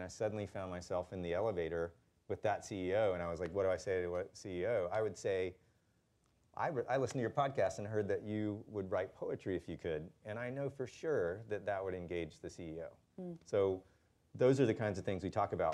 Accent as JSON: {"language": "English", "region": "Eastern North Carolina", "country": "United States", "tie": "born or raised there", "said": "I grew up in Eastern North Carolina"}